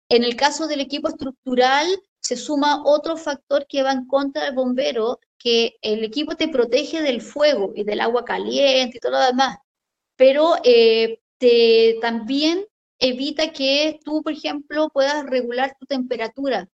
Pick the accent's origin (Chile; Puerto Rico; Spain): Chile; yo soy bombero acá en mi país